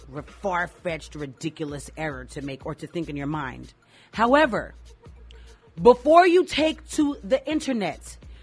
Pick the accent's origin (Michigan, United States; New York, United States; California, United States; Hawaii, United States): New York, United States; I'm from New York, so I know a lot of Spanish folk.